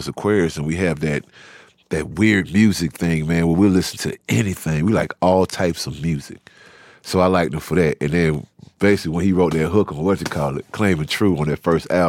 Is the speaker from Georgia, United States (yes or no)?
yes; Savannah, Georgia, United States; now in Atlanta, United States; I've always been proud of the fact that we came from Savannah, and my dad was kind of a prodigy when he was younger because he put a record out in his younger days when he was in high school out there.